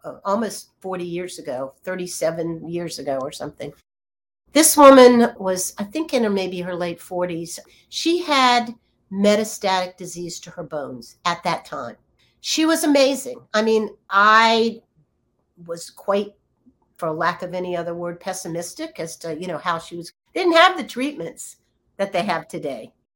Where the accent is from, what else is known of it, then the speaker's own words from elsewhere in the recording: Virginia, United States; moved away; also born or lived in California; I grew up in Virginia as a as an only child